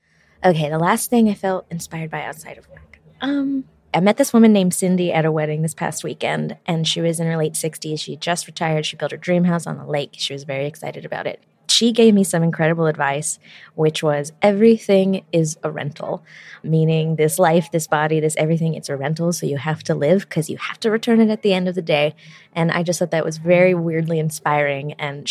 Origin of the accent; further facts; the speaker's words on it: Portsmouth, Rhode Island, United States; moved away; I'm from Portsmouth, Rhode Island, but I'm currently living in Brooklyn, New York.